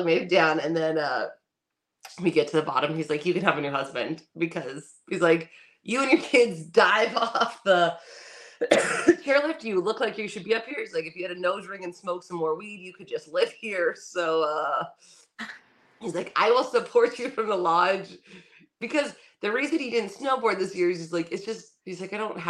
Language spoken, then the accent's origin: English; California, United States; we're from California